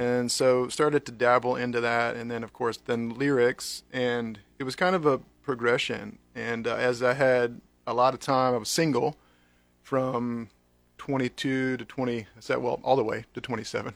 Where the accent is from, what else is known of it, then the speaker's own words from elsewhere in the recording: North Carolina, United States; now in Lincoln, United States; I grew up in North Carolina